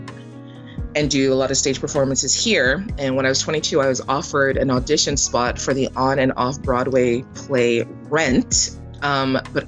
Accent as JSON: {"language": "English", "country": "Canada", "tie": "born or raised there", "also_born_or_lived": "Jamaica", "said": "we migrated to Canada from Jamaica, my mom settled us in a predominantly Russian Jewish area"}